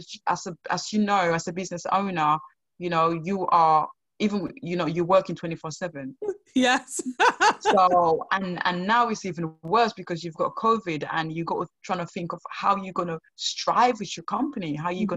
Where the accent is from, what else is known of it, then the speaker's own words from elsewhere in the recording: Sierra Leone; now in United Kingdom; growing up in Sierra Leone